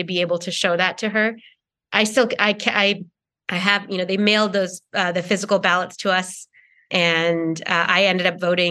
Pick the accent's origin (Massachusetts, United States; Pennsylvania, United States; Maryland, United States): Massachusetts, United States; a suburb outside of Boston; also born or lived in Kerala, India; now in Los Angeles, United States; I moved from India to America as a young child, and I mostly grew up in a suburb outside of Boston